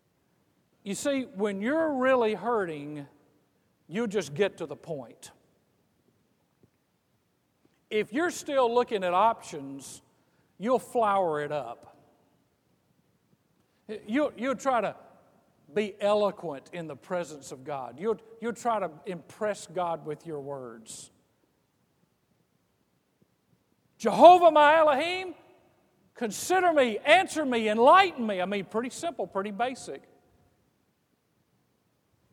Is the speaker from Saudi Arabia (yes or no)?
no; Mississippi coast, United States; I grew up on the Mississippi coast, and we had a lot of hurricanes